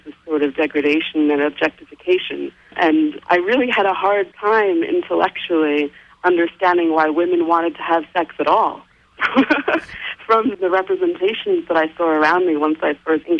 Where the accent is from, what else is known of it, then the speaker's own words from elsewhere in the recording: New York City, New York, United States; moved away as an adult; also born or lived in London; I grew up in New York City